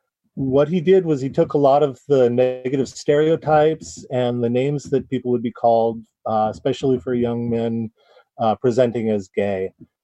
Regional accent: Seattle, Washington, United States; I'm from West Seattle in Washington State.

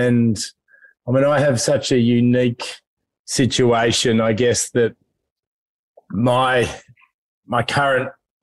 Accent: Hobart, Tasmania, Australia; moved away; I'm a Tassie boy. I grew up in Hobart.

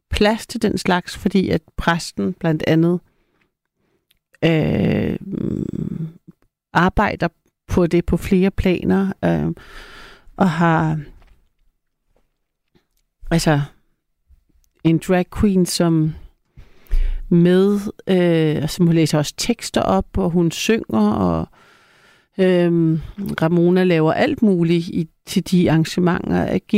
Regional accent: Copenhagen, Capital Region, Denmark; Er fra Nørrebro, by the way.

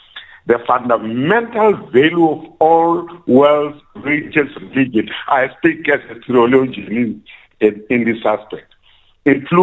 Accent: South Africa; I'm speaking as a South African

